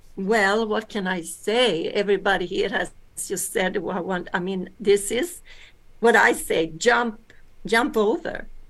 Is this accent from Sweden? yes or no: yes; Sweden; also born or lived in Alaska, United States; I am from Sweden, and but I am born in America, in Alaska. So I came to Sweden when I was uh, two years old